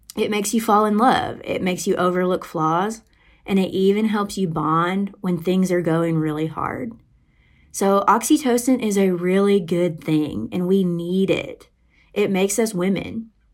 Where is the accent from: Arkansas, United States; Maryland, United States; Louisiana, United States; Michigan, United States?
Arkansas, United States; moved away as an adult; now in Arizona, United States; I grew up in Arkansas, and I actually went to University of Arkansas for college.